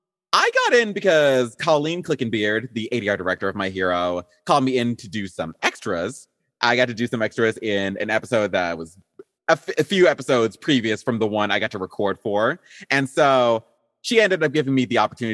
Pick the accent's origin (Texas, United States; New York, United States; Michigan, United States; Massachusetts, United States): Texas, United States; also born or lived in Zimbabwe; I've lived most of my life essentially in the States, specifically in Texas over here.